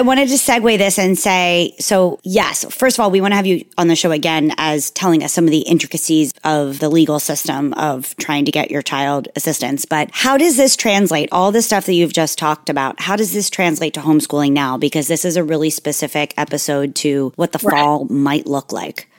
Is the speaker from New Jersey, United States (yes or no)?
yes; Margate City, New Jersey, United States; I'm from um, Margate, New Jersey, which is like way south, almost by Delaware